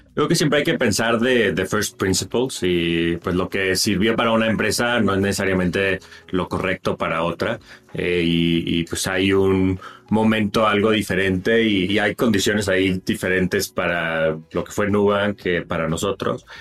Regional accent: Monterrey, Nuevo León, Mexico; moved away as an adult; also born or lived in San Francisco / New York; Yo crecí en Monterrey

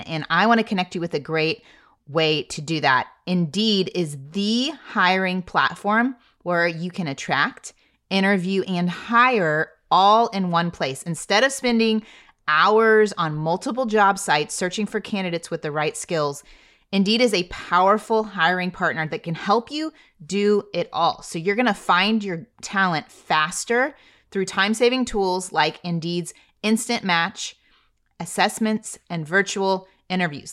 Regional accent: Texas, United States; I am a Texan

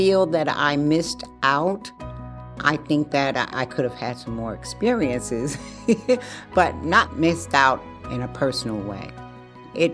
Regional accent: New York City, New York, United States; also born or lived in Bronx; I grew up in Harlem

